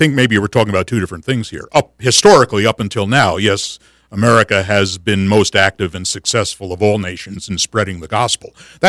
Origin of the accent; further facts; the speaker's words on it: United States; I am an American. I love my country. I consider myself a patriot.